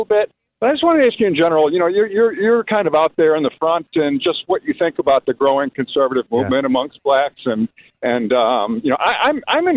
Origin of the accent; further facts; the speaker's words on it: Chicago, Illinois, United States; now in Elmhurst, United States; I'm from the south side of Chicago. I actually live in Elmhurst now